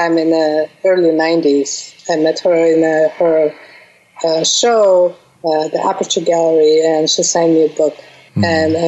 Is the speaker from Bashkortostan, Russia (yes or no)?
yes; Bashkortostan, Russia; English is a second language; moved away as an adult; also born or lived in Moscow, Russia; now in New York City, United States; I was born in Russia, in Bashkortostan